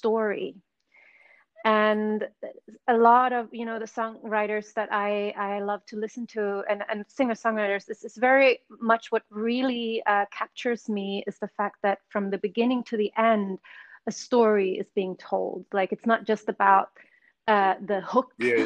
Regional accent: Sweden; English is a second language; moved away as an adult; also born or lived in London; I grew up in Sweden

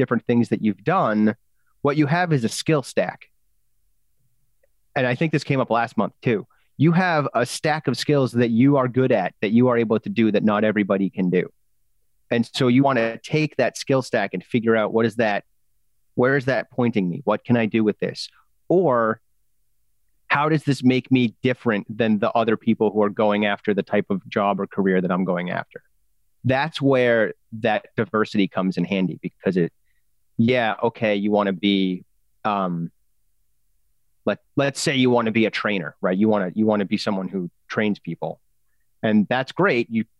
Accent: England, United Kingdom; I'm the English guy

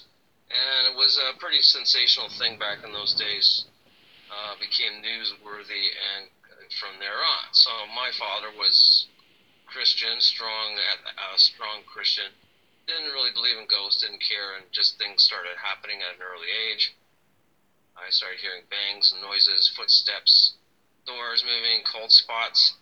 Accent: Toronto, Ontario, Canada; I grew up in Toronto, Canada

